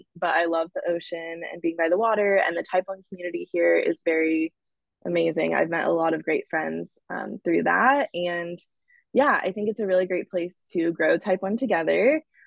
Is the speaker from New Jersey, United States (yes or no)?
no; Dallas, Texas, United States; moved away as an adult; also born or lived in Austin, Texas / Arizona; now in Los Angeles, United States; I'm originally from Dallas, Texas. I was there most of my life